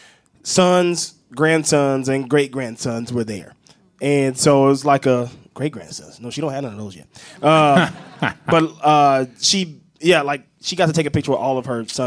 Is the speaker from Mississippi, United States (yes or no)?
yes; Mississippi, United States; moved away; I'm from Mississippi